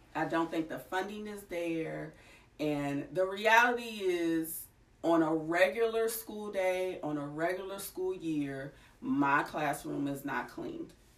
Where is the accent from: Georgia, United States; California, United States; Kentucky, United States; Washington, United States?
Kentucky, United States; also born or lived in Nashville area, Tennessee; now in Nashville, United States; I am originally from Kentucky, grew up around in this area